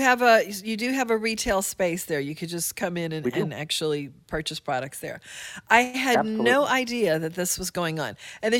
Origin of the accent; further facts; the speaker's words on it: New Orleans, Louisiana, United States; I'm from New Orleans